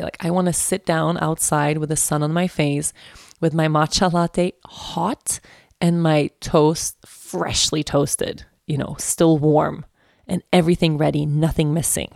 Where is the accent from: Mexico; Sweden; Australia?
Sweden; accent: Swedish; moved away; also born or lived in Aruba; In Sweden, people, since the dawn of time, okej, I grew up with this.